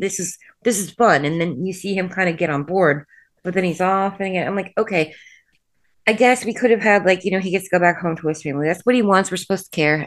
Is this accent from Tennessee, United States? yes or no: no; Indiana, United States; I'm from the Midwest.